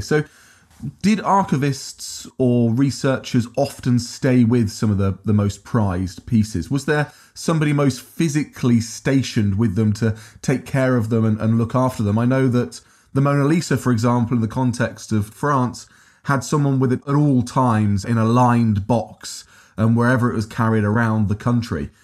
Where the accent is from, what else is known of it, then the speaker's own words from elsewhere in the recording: Peterborough, East of England, United Kingdom; I'm from Peterborough originally.